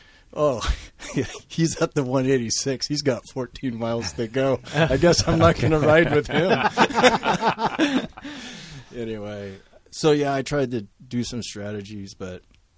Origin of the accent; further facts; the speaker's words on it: Salem, Oregon, United States; I'm from Salem.